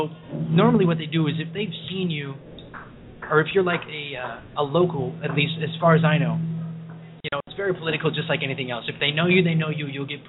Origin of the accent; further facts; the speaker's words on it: Chicago, Illinois, United States; You know, I'm not from New York. I'm from Chicago.